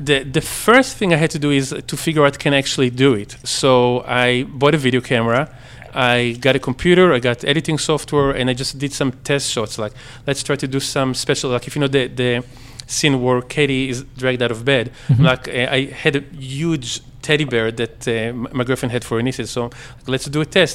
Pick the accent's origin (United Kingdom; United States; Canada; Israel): Israel; moved away as an adult; I grew up in Israel until I was uh, 19.